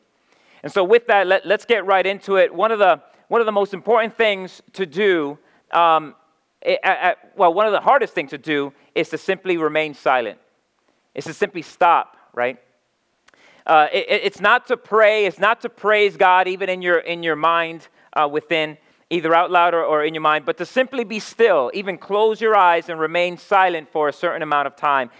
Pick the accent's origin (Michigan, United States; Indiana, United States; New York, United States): New York, United States; New York City; now in Philadelphia, United States; I come from, like Mark said, I come from New York City